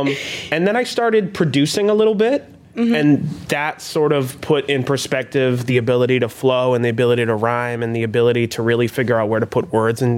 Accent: Boston, Massachusetts, United States; I am from Roxbury as well.

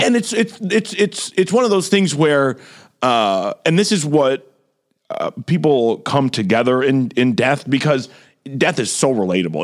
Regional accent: Romeo, Michigan, United States; also born or lived in Detroit; we grew up in Romeo

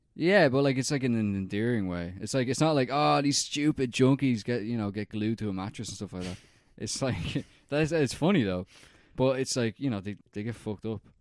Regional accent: Ireland

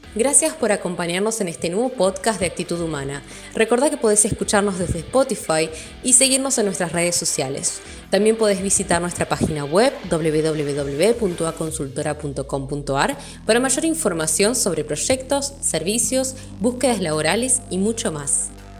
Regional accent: Argentina

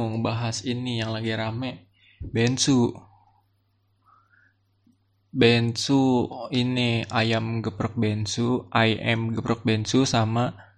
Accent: Tangerang, Banten, Indonesia; dari SMA gue tinggal di Tangerang SD SMP gue di Tangerang SMA gue mau nyobain di Jakarta

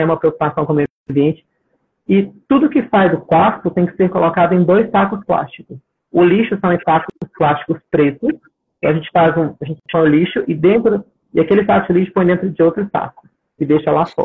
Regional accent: Minas Gerais, Brazil; moved away as an adult; now in Australia; Eu sou mineiro

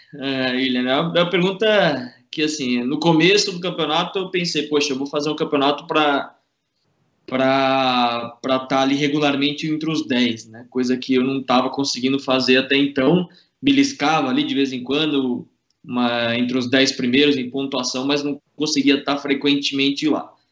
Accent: São Paulo, Brazil; moved away as an adult; nasci na ZN, cresci, estudei na ZN, fiz tudo na ZN

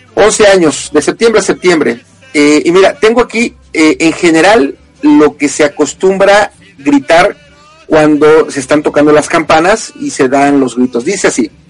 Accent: Mexico; la gente en México y fuera de México, quienes somos mexicanos, lo celebramos

